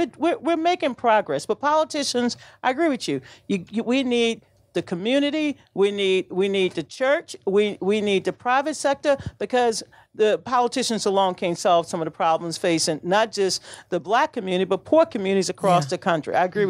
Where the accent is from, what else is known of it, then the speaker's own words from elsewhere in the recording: Louisiana, United States; moved away; my home state, Louisiana